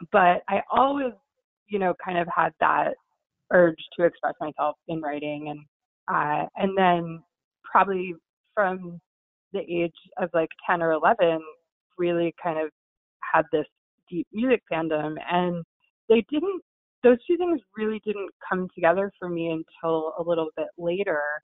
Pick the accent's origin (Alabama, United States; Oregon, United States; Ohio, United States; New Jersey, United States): New Jersey, United States; I'm from New Jersey